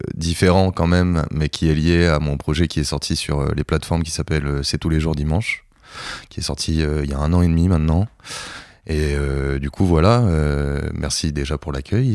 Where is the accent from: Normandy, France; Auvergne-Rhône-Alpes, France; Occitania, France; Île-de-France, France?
Normandy, France; Cherbourg; now in Caen, France; je suis de Charbourg